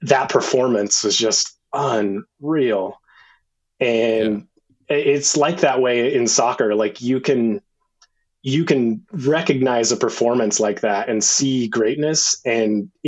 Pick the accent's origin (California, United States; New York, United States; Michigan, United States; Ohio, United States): California, United States; Redding; moved away as an adult; now in San Diego, United States; I grew up in Redding, California, which is the hometown of Megan Rapinoe